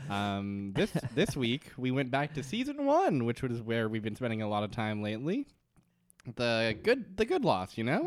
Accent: Canada

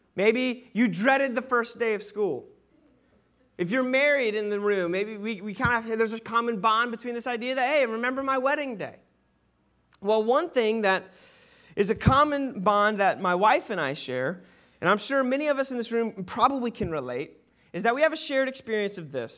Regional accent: Sanford, United States; born and raised in Sanford.

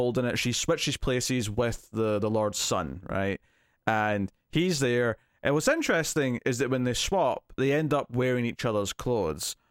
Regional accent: Scotland, United Kingdom

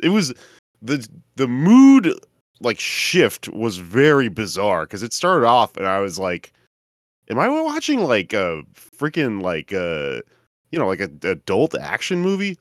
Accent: Texas, United States; I grew up in Texas

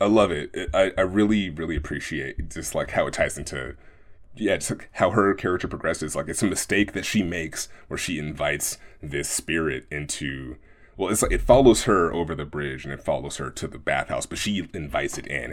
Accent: Oakland, California, United States; growing up in Oakland, uh, my house was around the corner

